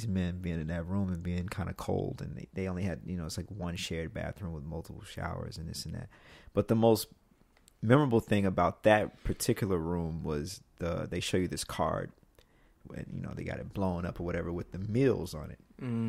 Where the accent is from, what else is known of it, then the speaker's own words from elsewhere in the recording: Mississippi, United States; Like, you know, like I'm from Mississippi.